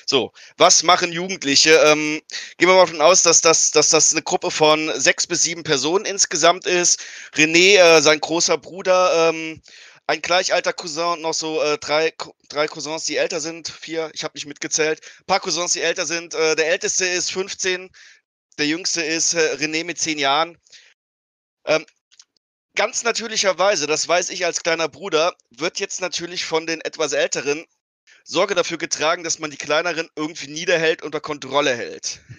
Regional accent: Eifel, Germany; Ich, ich komme aus der Eifel, da gibt es gewisse Überschneidungen der Lebensart.

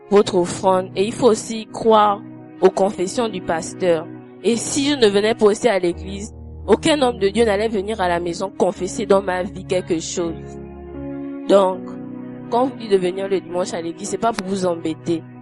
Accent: Gabon; je suis gabonaise.

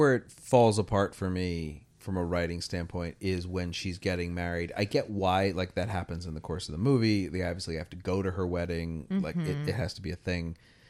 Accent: United Kingdom; We're both British, obviously.

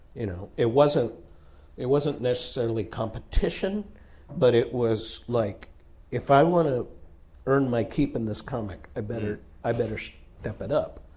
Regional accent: Southern California, United States; we're from Southern California

